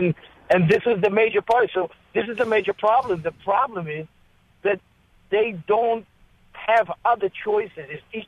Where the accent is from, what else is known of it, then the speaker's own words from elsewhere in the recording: Israel; moved away as an adult; now in Paramus, United States; I'm 56 years old. I came to America 35 years ago, and I came from Israel.